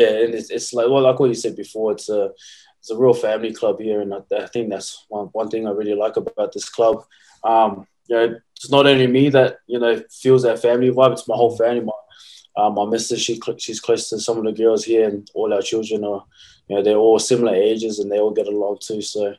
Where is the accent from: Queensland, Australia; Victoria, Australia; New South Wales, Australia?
Queensland, Australia; Brisbane; moved away as an adult; now in Canberra, Australia; I was born in Brisbane too.